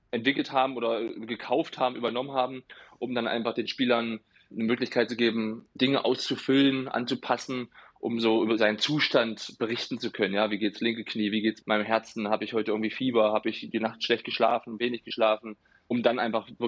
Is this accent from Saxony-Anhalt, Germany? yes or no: yes; Saxony-Anhalt, Germany; now in Freiburg, Germany; Also ich bin immer wieder gerne dort und liebe den Harz nach wie vor. Ist immer meine Heimat.